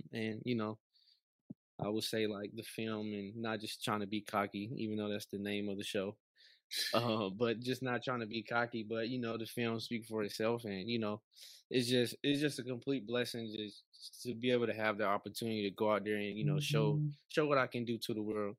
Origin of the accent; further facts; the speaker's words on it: Atlanta, Georgia, United States; moved away as an adult; now in Columbia, United States; I'm from Atlanta, Georgia, from the city